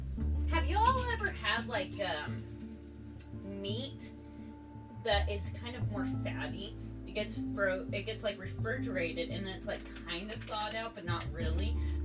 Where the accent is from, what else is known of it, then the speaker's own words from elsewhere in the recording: Hillsboro, Oregon, United States; also born or lived in Tillamook / Grants Pass / Washington; And I grew up in Hillsborough for the first part of my life. The second part of my life, I was in Tillamook. And then the third part of my life... I was in Grants Pass, and then the fourth part of my life, I was in Washington.